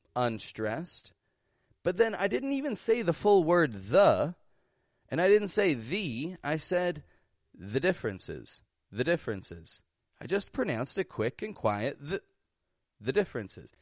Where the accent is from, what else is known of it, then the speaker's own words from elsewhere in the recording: Toronto, Ontario, Canada; I'm an American accent coach from Toronto, Canada